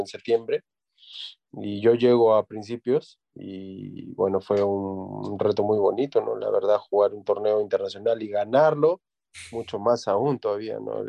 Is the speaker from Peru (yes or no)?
yes; Tacna, Peru; moved away as an adult; also born or lived in Ica; now in Trujillo, Peru; nací en Ica, pero al año me fui a vivir a Tacna porque mi padre es de Tacna. Y bueno, hice toda mi, mi carrera futbolística desde mis inicios en Tacna